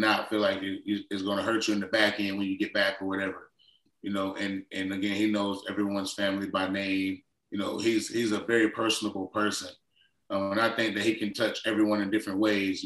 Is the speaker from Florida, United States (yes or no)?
yes; Florida, United States; I grew up in Florida